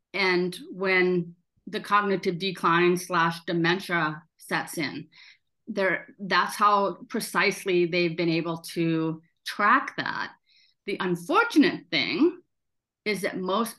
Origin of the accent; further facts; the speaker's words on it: South Dakota, United States; I grew up in South Dakota